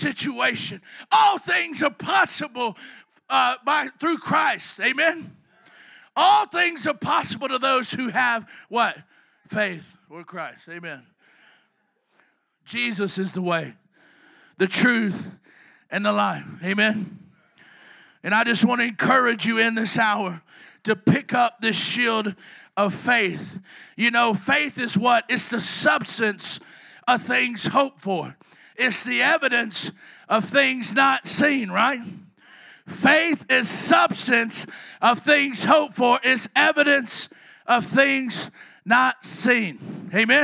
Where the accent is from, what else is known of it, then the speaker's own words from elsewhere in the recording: the South, United States; I'm from the South.